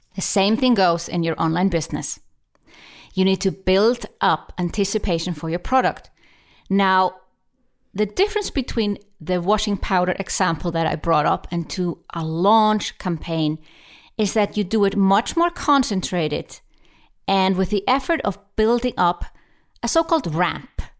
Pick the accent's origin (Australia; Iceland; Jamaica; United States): Iceland; I'm from Iceland